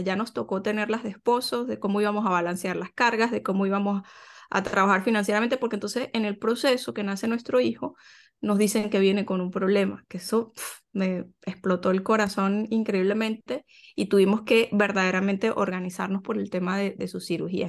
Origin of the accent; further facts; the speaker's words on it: Venezuela; moved away as an adult; yo soy venezolana